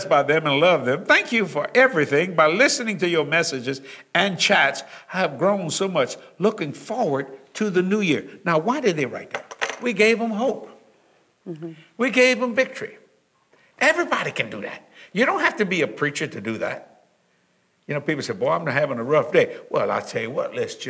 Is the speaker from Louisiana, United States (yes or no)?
yes; Cajun, Louisiana, United States; I'm a Cajun